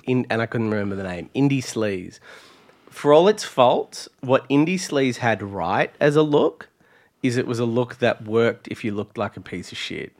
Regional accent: near Traralgon, Victoria, Australia; when the Subway opened in my hometown

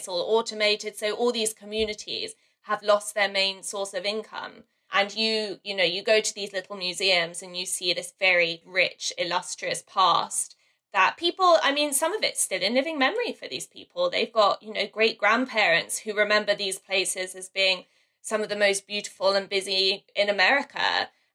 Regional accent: London, United Kingdom; I grew up in the London suburbs

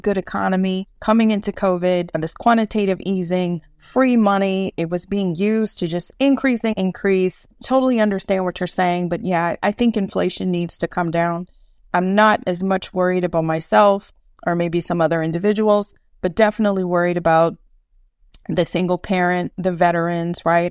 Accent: Eunice, Louisiana, United States; now in Houston, United States; my hometown of Eunice, Louisiana

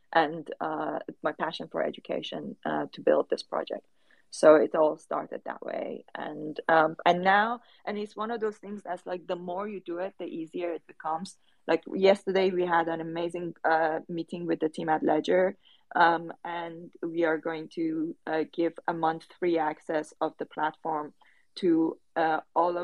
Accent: Tehran, Tehran Province, Iran; English is a second language; moved away; I was born during the Iran-Iraq war, in a very underprivileged area of Tehran

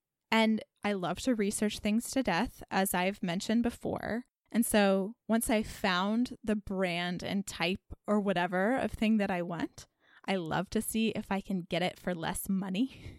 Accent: Dallas, Texas, United States; now in Carrboro, United States; growing up in Dallas

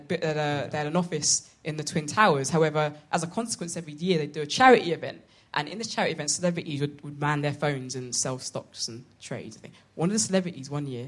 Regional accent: London, United Kingdom; I'm from London.

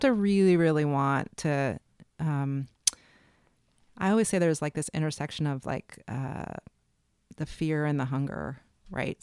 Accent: Chicago, Illinois, United States; born or raised there; also born or lived in New York; now in New Orleans, United States

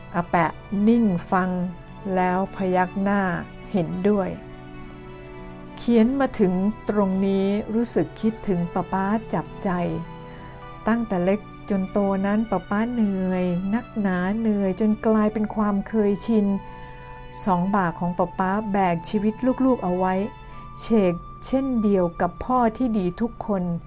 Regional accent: Bangkok, Thailand; บ้านเกิดของผมอยู่แถวเยาวราช

